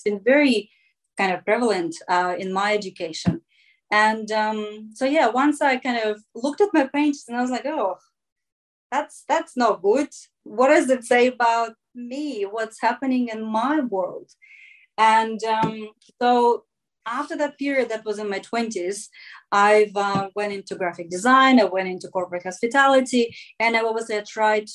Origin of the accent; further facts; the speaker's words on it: Russia; moved away; growing up in Russia